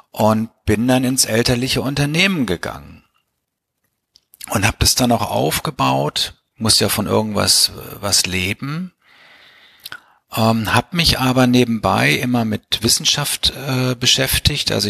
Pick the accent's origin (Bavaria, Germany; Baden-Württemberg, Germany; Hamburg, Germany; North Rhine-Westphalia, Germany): North Rhine-Westphalia, Germany; Bielefeld; Also ich bin in Bielefeld aufgewachsen, habe in Bielefeld Abitur gemacht und bin dann zum betriebswirtschaftlichen Studium nach St. Gallen gekommen.